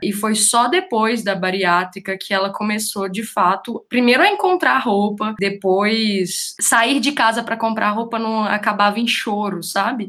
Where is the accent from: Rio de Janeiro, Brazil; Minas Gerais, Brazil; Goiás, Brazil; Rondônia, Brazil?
Minas Gerais, Brazil; Divinópolis; moved away; eu sou de Divinópolis, que é a capital mineira da moda